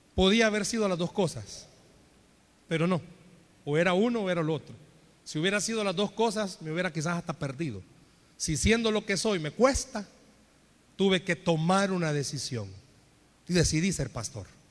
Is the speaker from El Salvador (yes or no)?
yes; El Salvador; En buen salvadoreño